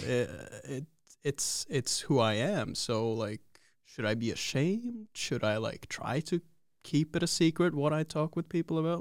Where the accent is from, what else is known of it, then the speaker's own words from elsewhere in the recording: Oslo, Norway; I'm from Oslo